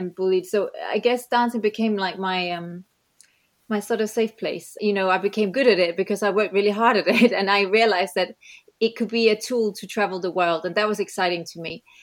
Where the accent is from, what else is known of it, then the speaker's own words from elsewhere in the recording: Denmark; moved away; also born or lived in New Zealand / England; I grew up in Denmark